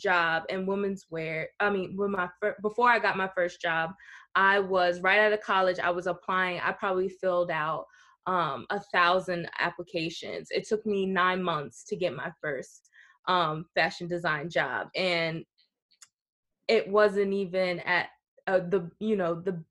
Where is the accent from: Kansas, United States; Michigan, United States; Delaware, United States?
Delaware, United States; Southern; moved away as an adult; also born or lived in Philadelphia; now in New York, United States; I'm originally from Southern Delaware, and about a year ago I moved to the city, the Big Apple